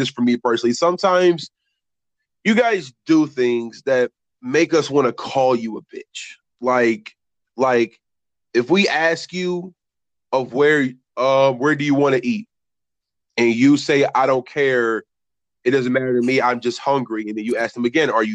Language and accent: English; Detroit, Michigan, United States; I am from Detroit